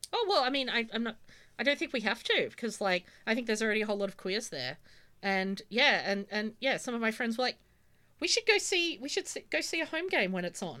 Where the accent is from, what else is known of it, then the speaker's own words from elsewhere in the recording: Australia; growing up in Australia